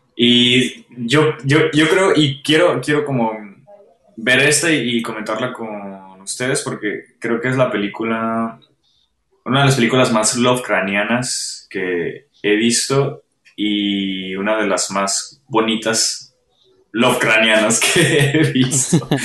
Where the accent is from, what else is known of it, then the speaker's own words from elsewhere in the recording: Mexico; como mexicanos